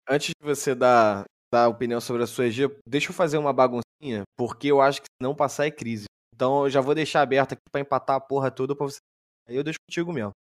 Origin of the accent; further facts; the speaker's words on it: Rio de Janeiro, Brazil; eu sou carioca.